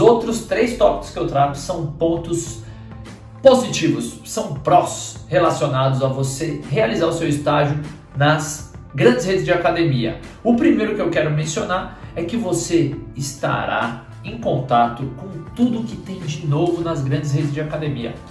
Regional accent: São Paulo, Brazil; moved away as an adult; also born or lived in Lapa, São Paulo; eu sou de Pirituba e sempre falo, sempre que tiver oportunidade eu vou falar da minha terra natal. Nasci na Lapa, mas morei 27 anos da minha vida lá em Pirituba.

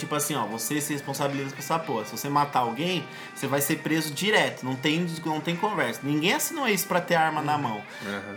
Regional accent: Brazil; a gente é brasileiro

